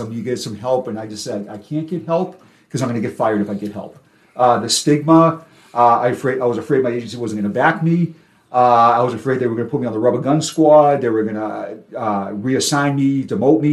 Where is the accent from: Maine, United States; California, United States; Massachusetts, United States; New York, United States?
Massachusetts, United States; Quincy; accent: Boston; now in Florida, United States; my hometown of Quincy, Massachusetts